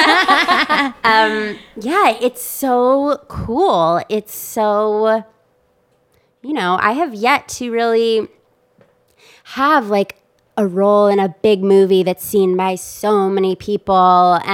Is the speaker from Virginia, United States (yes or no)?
no; Wisconsin, United States; I'm from Wisconsin